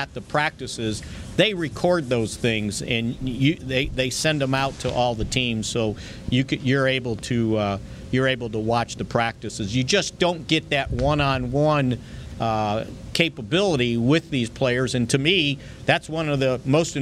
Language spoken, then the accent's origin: English; Chicago, Illinois, United States; moved away; also born or lived in Jackson, Mississippi; I grew up in Chicago